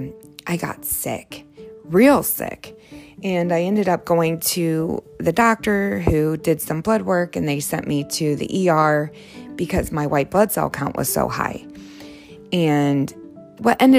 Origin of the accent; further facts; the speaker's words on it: Ohio, United States; I grew up in Ohio